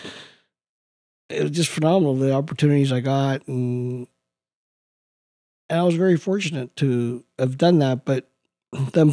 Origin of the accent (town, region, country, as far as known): Vancouver, British Columbia, Canada; born or raised there; English is a second language; also born or lived in Spain